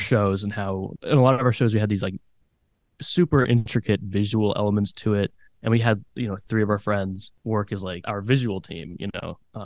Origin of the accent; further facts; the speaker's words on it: Chicago, Illinois, United States; moved away as an adult; also born or lived in Ann Arbor, Michigan; now in Detroit, United States; I'm from Chicago and I was planning on moving back to Chicago